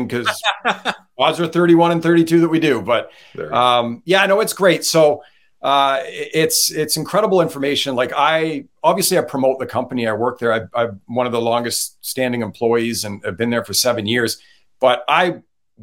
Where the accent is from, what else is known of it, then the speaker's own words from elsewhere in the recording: Ottawa, Ontario, Canada; moved away; I'm from Ottawa originally